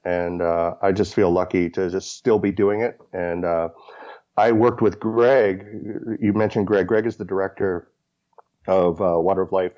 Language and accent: English; Kentucky, United States; I grew up in Kentucky, so I grew up as a bourbon drinker.